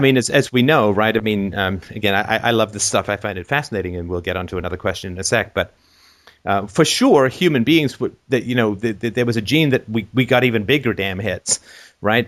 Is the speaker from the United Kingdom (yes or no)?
yes; England, United Kingdom; moved away; when I grew up in England